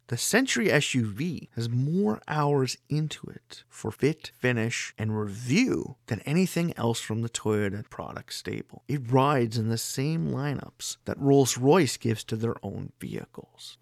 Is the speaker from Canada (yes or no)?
yes; Canada; residing in my home country of Canada